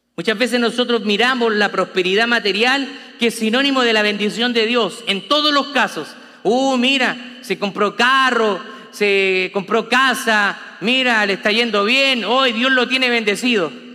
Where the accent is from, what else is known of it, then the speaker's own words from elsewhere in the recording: Chile; como decimos los chilenos